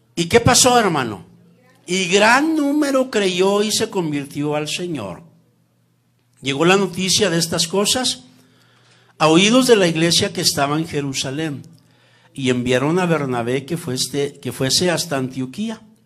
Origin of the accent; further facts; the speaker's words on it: Zacatecas, Mexico; soy de México y soy de Zacatecas